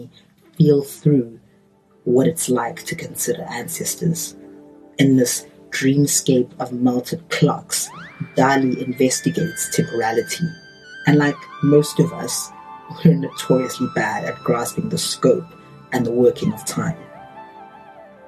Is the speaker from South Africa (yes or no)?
yes; South Africa; as a South African